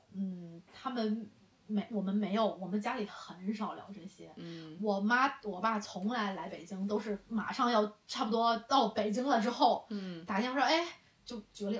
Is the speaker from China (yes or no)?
yes; China; 我觉得这可能是我们中国人才特有的一些